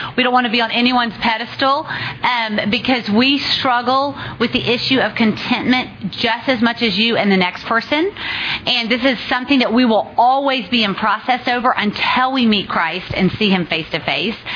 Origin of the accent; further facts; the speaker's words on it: Richmond, Virginia, United States; moved away as an adult; now in Dallas, United States; I grew up in Richmond, Virginia